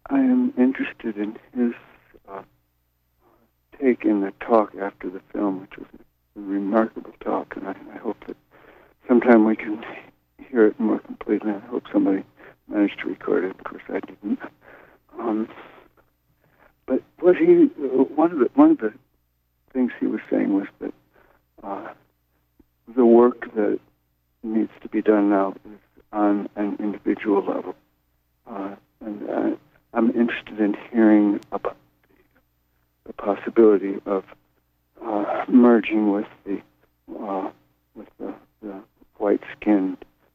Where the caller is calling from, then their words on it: Brooklyn, New York, United States; This is …. I'm calling from Brooklyn.